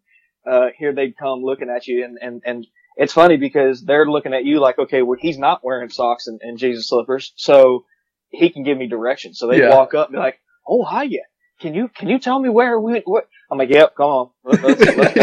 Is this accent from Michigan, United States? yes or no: no; Golden Isles, Southeast Georgia, United States; also born or lived in New Orleans, Louisiana; I grew up where they called it the Golden Isles